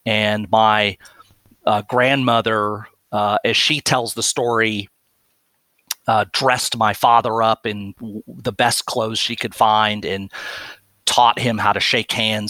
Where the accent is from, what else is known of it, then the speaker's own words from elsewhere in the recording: Plano, Texas, United States; I grew up in a suburb of Dallas, Texas called Plano, which was at that time in the 1970s when my parents moved us there, was a town of about 15,000 people.